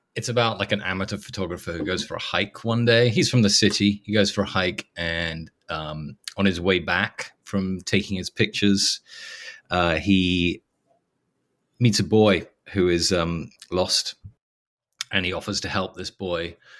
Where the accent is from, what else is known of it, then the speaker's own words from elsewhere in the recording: England, United Kingdom; now in Los Angeles, United States; I'm English